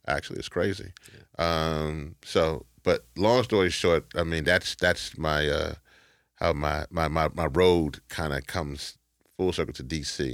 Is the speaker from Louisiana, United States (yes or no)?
yes; Shreveport, Louisiana, United States; I was born in Shreveport, Louisiana